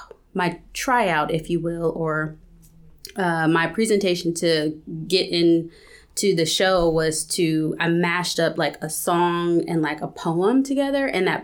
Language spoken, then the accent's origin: English; California, United States; also born or lived in Texas; I was born in Texas. And yeah. Eventually I moved to California, grew up in California, raised by a single parent.